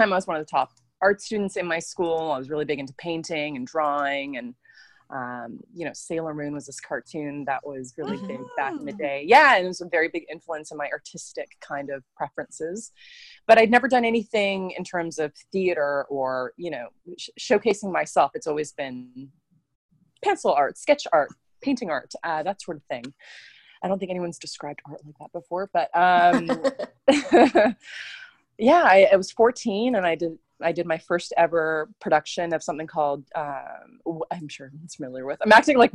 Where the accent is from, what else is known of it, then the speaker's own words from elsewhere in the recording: west coast of Canada, British Columbia, Canada; I'm a Canadian actress that's been raised on the west coast of Canada in a city. I live in a city called Vancouver